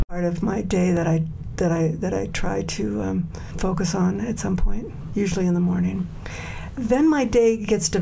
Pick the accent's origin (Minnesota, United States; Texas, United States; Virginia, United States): Virginia, United States; now in Denver, United States; I grew up in Virginia.